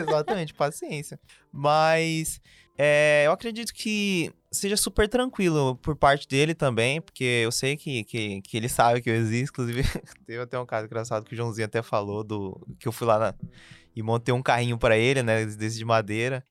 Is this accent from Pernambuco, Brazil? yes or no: no; Cuiabá, Mato Grosso, Brazil; sou cuiabano desde que eu nasci.